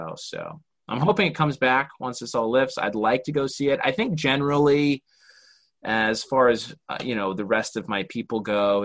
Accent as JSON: {"language": "English", "region": "Utah", "country": "United States", "tie": "born or raised there", "moved": "as an adult", "lives_now": "Los Angeles, United States", "said": "growing up in Utah"}